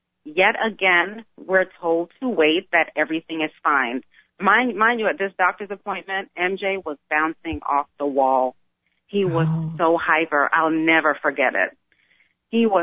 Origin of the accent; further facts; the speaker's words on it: South Florida, United States; I grew up here. I grew up here, born and raised